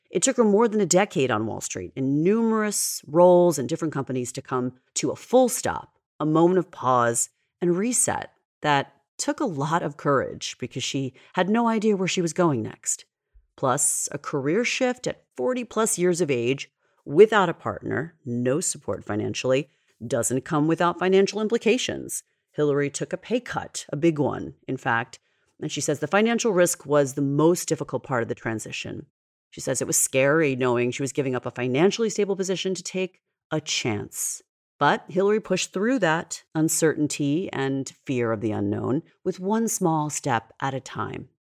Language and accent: English; New York, United States; I'm a New Yorker and we are at our core a fast paced breed